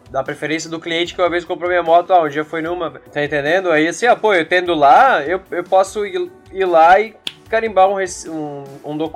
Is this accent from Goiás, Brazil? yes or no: no; Santa Catarina, Brazil; Eu sou aqui de Santa Catarina.